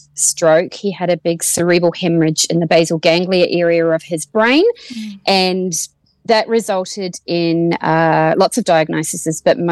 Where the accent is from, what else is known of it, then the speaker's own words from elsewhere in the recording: Waimate, Canterbury, New Zealand; moved away as an adult; also born or lived in Timaru, New Zealand; now in Australia; I'm from small town rural New Zealand and no one's ever heard of my town of 3,000 people of Waimate. So I say I'm from Timaru, which is where I went to school